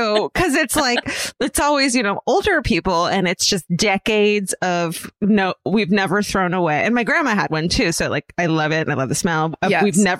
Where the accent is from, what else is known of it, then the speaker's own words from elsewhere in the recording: Listowel, Ontario, Canada; I'm from Listowel. The town that Letterkenny was based off of, from which the creator, Jared Kiso, hails.